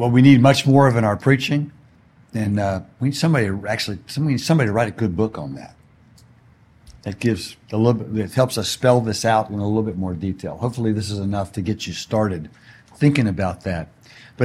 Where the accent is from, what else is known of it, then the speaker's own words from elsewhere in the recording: Houston, Texas, United States; now in California, United States; I grew up in Houston, where Enron was based